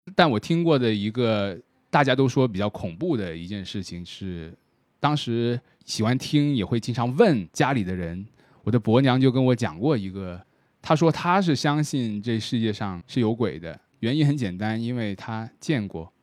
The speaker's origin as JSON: {"language": "Chinese", "town": "Shenzhen", "region": "Guangdong", "country": "China", "said": "以我作为一个深圳人来说"}